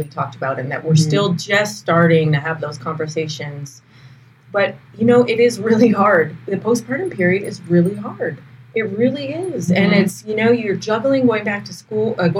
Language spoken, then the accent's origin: English; Canada; I'm a Canadian